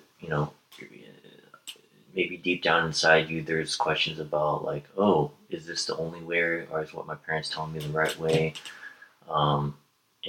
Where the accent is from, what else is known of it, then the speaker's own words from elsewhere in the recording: Bay Area, California, United States; growing up in the Bay Area